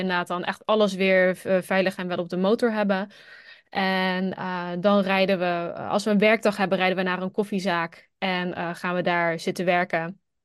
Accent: Netherlands; moved away as an adult; als Nederlander

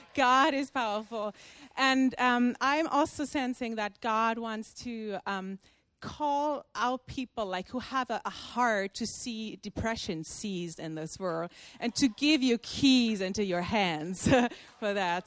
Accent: Germany; also born or lived in Brazil; I'm from Germany.

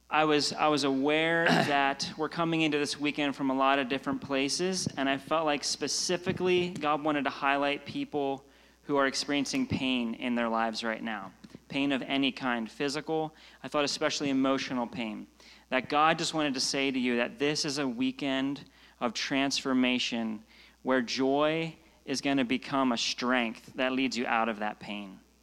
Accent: Pennsylvania, United States; now in Redding, United States; I'm from Pennsylvania, right next door

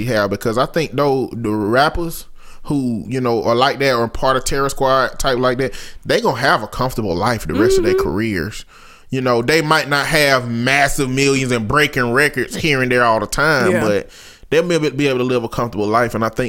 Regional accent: the South, United States; I'm from the South.

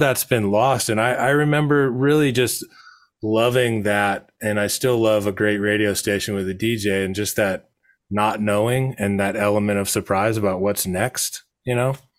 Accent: Monterey, California, United States; I was growing up in Monterey

